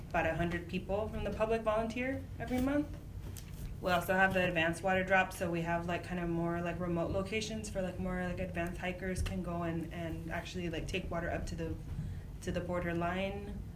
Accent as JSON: {"language": "English", "area": "Imperial Valley", "region": "California", "country": "United States", "tie": "born or raised there", "said": "I was raised on the border. I was raised in Imperial Valley"}